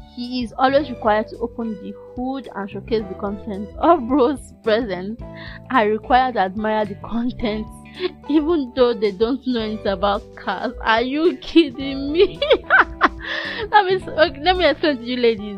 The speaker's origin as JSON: {"language": "English", "country": "Nigeria", "said": "being a Nigerian student"}